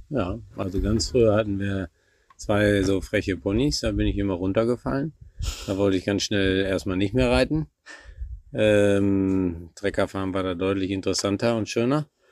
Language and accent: German; Warendorf, North Rhine-Westphalia, Germany; gebürtiger Warendorfer